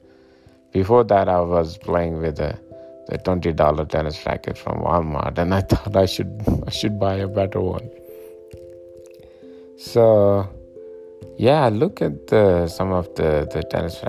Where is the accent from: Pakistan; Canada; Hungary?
Pakistan; now in Colorado, United States; I'm originally from Pakistan